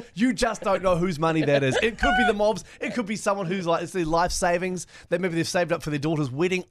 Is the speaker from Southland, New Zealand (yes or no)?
no; Hastings, Hawke's Bay, New Zealand; Hastings, you know, it's my hometown.